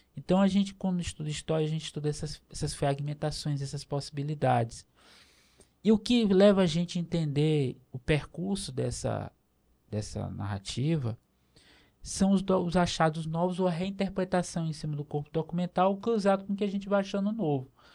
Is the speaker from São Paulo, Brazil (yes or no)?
no; Itapecuru-Mirim, Maranhão, Brazil; eu nasci em Itapecuru, Mirim, no Maranhão